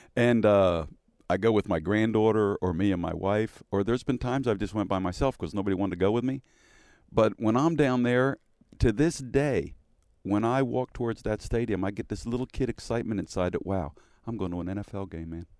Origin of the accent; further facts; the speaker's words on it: Philadelphia, Pennsylvania, United States; moved away; when I was a kid growing up in Philly